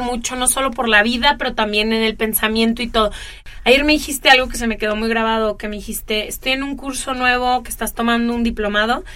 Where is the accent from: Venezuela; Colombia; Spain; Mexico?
Mexico; Guadalajara, Jalisco; moved away as an adult; also born or lived in Italy / California / New York; now in Los Angeles, United States; crecí en Guadalajara